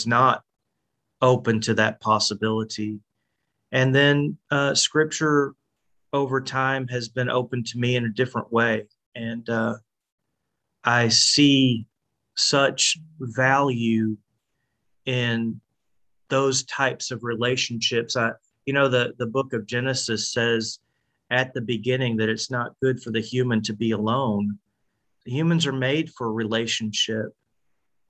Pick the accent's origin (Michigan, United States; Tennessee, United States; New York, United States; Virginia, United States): Tennessee, United States; Nashville area; I grew up in the Nashville area